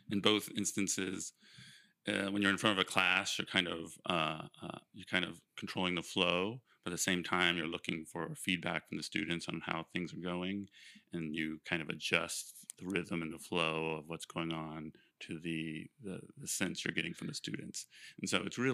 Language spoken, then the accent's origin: English; Ohio, United States; also born or lived in Cincinnati, Ohio; I grew up in Ohio on a horse farm